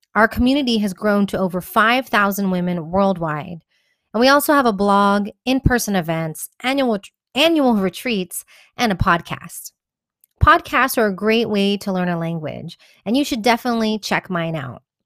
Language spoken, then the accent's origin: English; Houston, Texas, United States; accent: American; moved away as an adult; also born or lived in Cordoba, Spain; now in Madrid, Spain; I'm originally from Houston, Texas, but my mother's from Colombia and my father from Iran